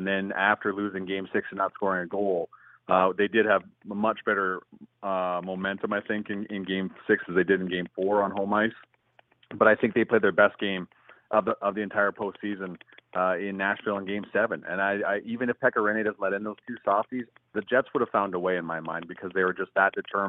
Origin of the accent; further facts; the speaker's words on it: Calgary, Alberta, Canada; moved away as an adult; also born or lived in Edmonton; now in Winnipeg, Canada; I grew up in Calgary